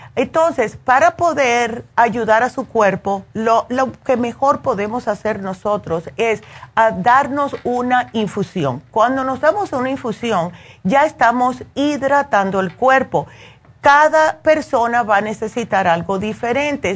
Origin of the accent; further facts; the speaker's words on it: Cuba; como buena cubana